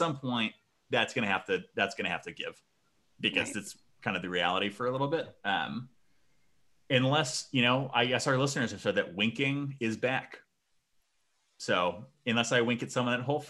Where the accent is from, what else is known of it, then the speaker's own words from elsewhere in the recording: Vermont, United States; also born or lived in Chicago; I moved from Chicago to Vermont